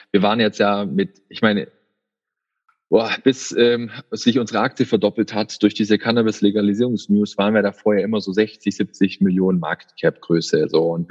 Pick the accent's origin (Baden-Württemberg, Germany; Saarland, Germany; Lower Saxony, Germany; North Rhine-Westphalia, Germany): Baden-Württemberg, Germany; man denkt dann schon halb dann irgendwie in Englisch auch als Schwabe hier, ja.